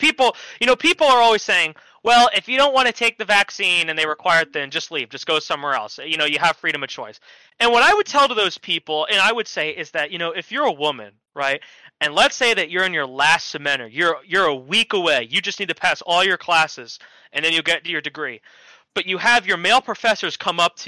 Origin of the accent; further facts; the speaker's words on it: New Jersey, United States; I'm from Jersey, so I'm a far ways away